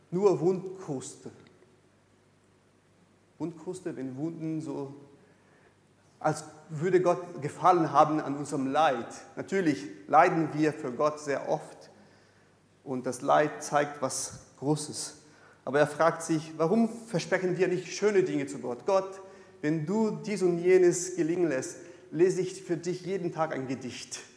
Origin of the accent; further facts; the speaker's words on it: Brazil; German is a second language; ich komme aus Brasilien. In Brasilien gibt es so in der allgemeinen Frömmigkeit die, die Vorstellung